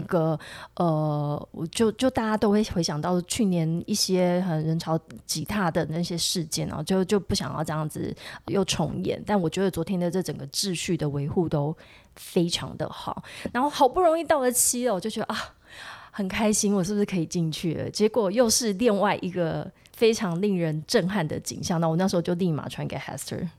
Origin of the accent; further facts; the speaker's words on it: Tainan, Taiwan; 我骄傲的时候是我们台南人， 台南孩子。